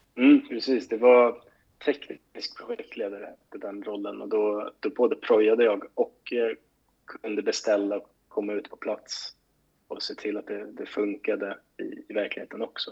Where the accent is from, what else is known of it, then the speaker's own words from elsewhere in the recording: Stockholm, Stockholm County, Sweden; moved away as an adult; also born or lived in Gothenburg; jag var liksom uppvuxen i Skärholmen